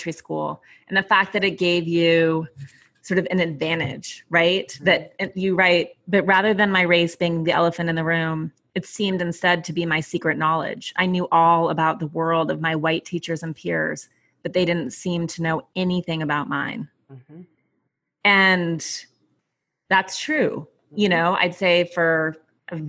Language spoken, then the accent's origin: English; Montana, United States; moved away; I grew up in Montana